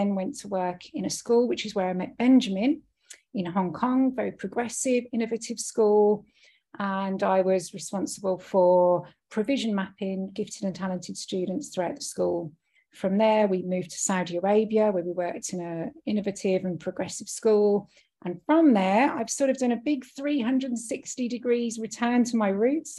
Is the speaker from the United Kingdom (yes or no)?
yes; United Kingdom; moved away; I'm British. That's where I was born and raised